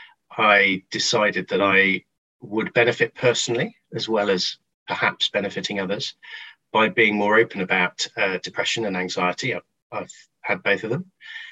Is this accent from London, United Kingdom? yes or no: no; Stockport, North West England, United Kingdom; I grew up in Stockport in my formative years, south of Manchester